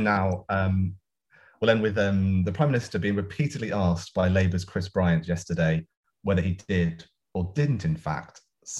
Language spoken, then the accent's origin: English; Brighton and Hove, South East England, United Kingdom; Brighton and Hove. I picked it because it's my hometown.